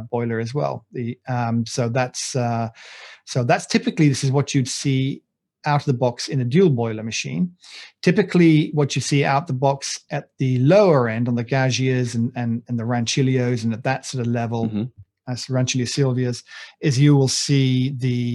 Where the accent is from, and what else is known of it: United Kingdom